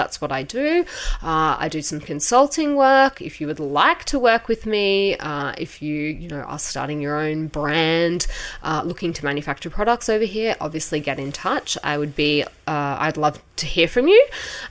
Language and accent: English; Australia; moved away as an adult; now in South Korea; I am originally from Australia